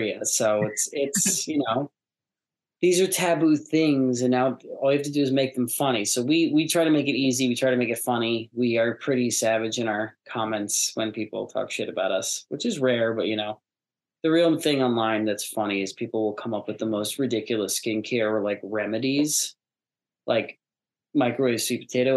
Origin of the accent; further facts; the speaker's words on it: United States; also born or lived in New York / Los Angeles; I grew up in New York